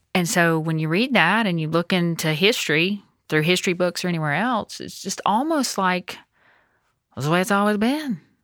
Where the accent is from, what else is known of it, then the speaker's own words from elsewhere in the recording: United States; I'm thankful the Lord gave me the opportunity to be born here